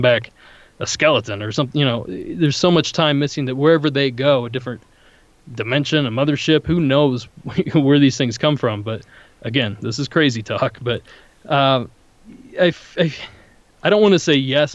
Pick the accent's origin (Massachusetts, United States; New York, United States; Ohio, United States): Ohio, United States; near Salt Fork State Park; now in Southern California, United States; I grew up near Salt Fork State Park in Ohio